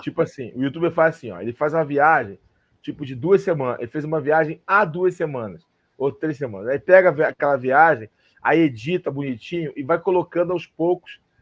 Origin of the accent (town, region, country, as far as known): Brazil